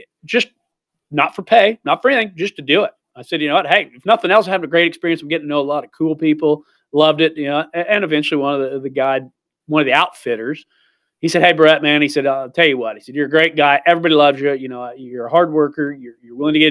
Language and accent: English; Missouri, United States; moved away as an adult; also born or lived in Idaho; I'm from Missouri